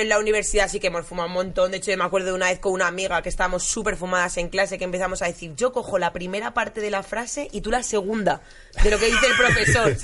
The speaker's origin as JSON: {"language": "Spanish", "town": "Madrid", "region": "Community of Madrid", "country": "Spain", "said": "yo soy de Aluche y estábamos en unas fiestas de Aluche"}